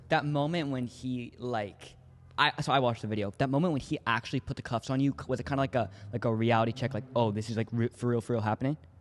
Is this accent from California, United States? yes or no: yes; Los Angeles, California, United States; now in Northern California, United States; I was born out here in L A, and since I moved up to Northern California